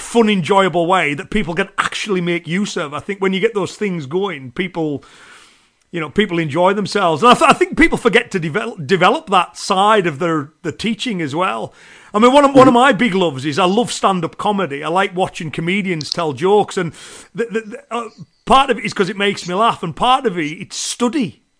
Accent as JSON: {"language": "English", "area": "Cumbria", "region": "North West England", "country": "United Kingdom", "accent": "Cumbrian", "said": "it's the Cumbrian accent that I have."}